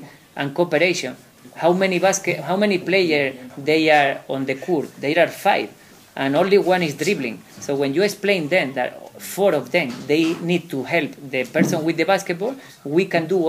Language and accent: English; Spain; I am coming from Spain to South Africa and then all the way to Norway and come back to Spain